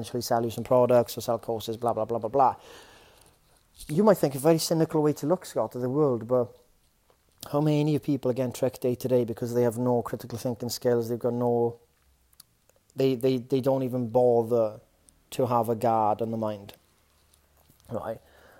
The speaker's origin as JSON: {"language": "English", "region": "Wales", "country": "United Kingdom", "said": "as a Welshman"}